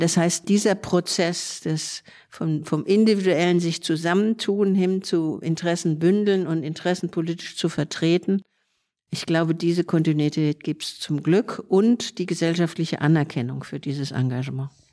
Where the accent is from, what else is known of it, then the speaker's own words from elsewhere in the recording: Frankfurt, Hesse, Germany; moved away as an adult; now in Berlin, Germany; ursprünglich aus Frankfurt, ich bin geborene Frankfurterin und bin in Anfang der 80er nach Berlin übergesiedelt.